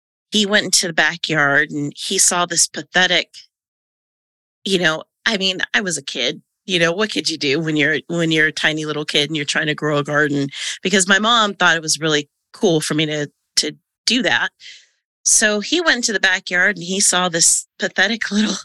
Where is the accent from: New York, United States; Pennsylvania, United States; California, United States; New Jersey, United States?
California, United States; Silicon Valley; moved away as an adult; also born or lived in Arizona; I grew up in Silicon Valley